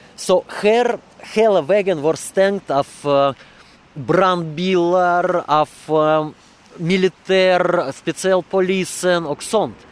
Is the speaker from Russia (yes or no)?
yes; Russia; Swedish is a second language; now in Sweden; i Ryssland, i min hemland